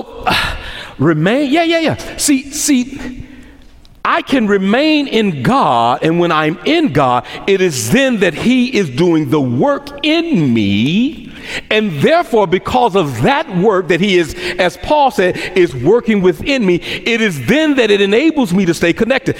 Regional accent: Memphis, Tennessee, United States; accent: Memphis dialect; moved away; I grew up in Memphis, Tennessee

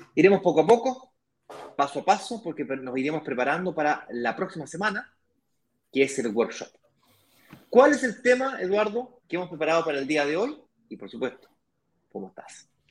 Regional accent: Santiago, Santiago Metropolitan Region, Chile; yo nací en Santiago, me crié en Santiago, mi hermano también

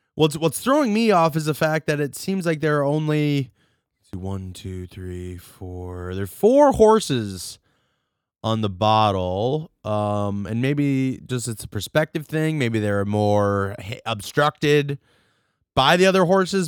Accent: Rochester, New York, United States; I'm from Rochester

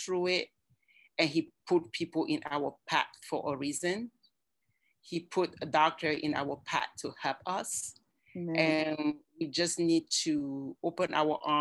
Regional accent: Cameroon; moved away as an adult; also born or lived in Germany / Johnson City, Tennessee; now in United States; I'm from Cameroon. That is where my accent comes from.

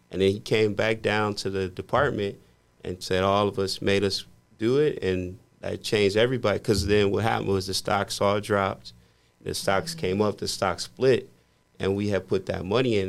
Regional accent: Midwest, United States; I grew up in the Midwest

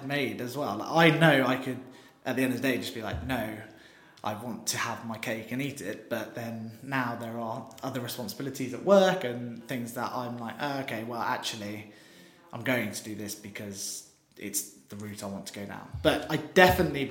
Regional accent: West Country, South West England, United Kingdom; now in London, United Kingdom; we're all from the West Country

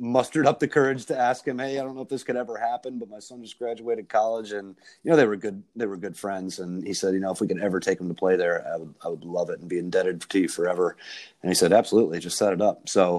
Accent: Ohio, United States; also born or lived in Atlanta, Georgia; I grew up partially in Atlanta. And so I played some junior golf there. And then I relocated back to Northeast Ohio, actually finished high school up there and played high school golf.

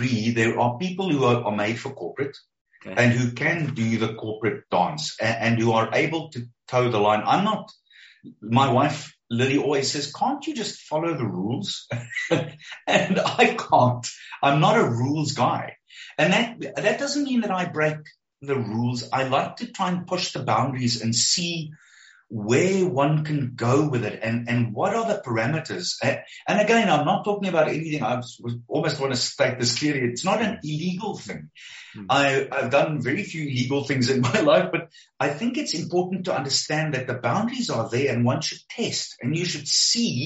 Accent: Springs, Gauteng, South Africa; I was 14 years old when I delivered the Springs Advertiser

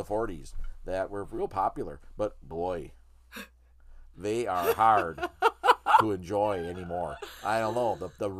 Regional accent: Upper Midwest, United States; accent: upper Midwest; identified my voice as having this dialect from the upper Midwest.

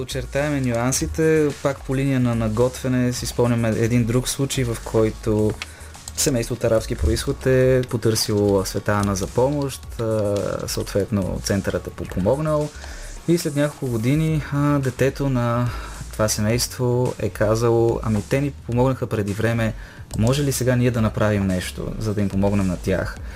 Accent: Bulgaria; като българи

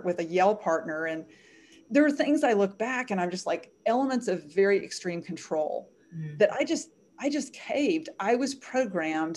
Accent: Arkansas, United States; I was raised in Arkansas, where I'm living right now, in a Southern Christian home

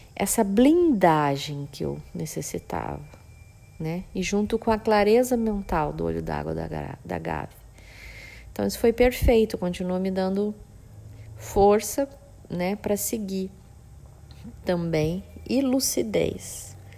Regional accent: Campo Grande, Mato Grosso do Sul, Brazil; now in Bonito, Brazil; Que eu sou de Campo Grande, nasci em Campo Grande, Mato Grosso do Sul

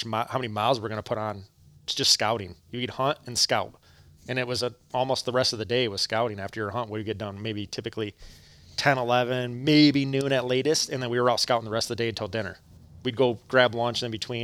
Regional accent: Michigan, United States; We're from Michigan

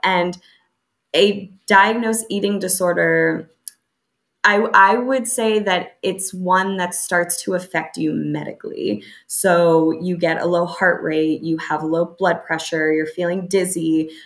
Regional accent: United States; moved away; growing up in the United States, especially, I grew up in kind of a standard American suburban

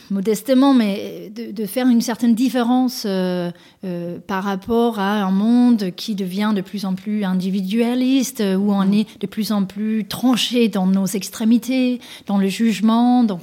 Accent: Denmark; now in France; j'ai grandi, moi, au Danemark

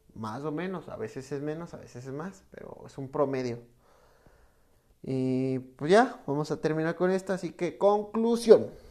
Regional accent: Mexico; en México, que es de donde soy

